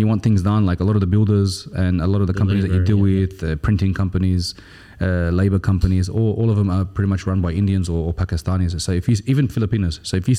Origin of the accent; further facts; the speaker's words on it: Australia; now in United Arab Emirates; You know, we're from Australia, it's different.